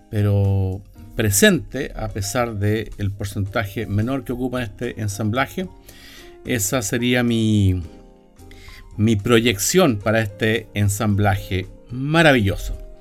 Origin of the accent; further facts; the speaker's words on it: Viña del Mar, Valparaíso, Chile; Viña del Mar, mi ciudad natal